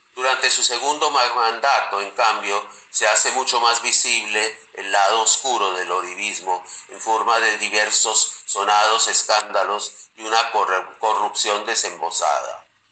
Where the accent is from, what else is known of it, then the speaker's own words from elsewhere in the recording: Colombia; moved away; los colombianos que estamos lejos de la patria